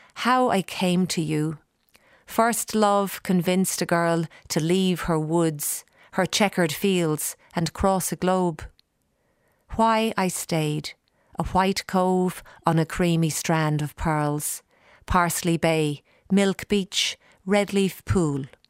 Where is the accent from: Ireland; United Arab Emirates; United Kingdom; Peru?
Ireland; Dublin, Leinster; moved away as an adult; now in Australia; growing up in Dublin and getting to know the whole pub scene